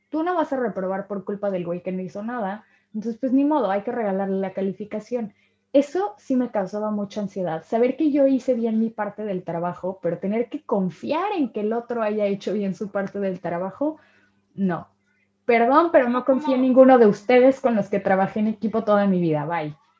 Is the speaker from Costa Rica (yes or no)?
no; Mexico; moved away; soy de México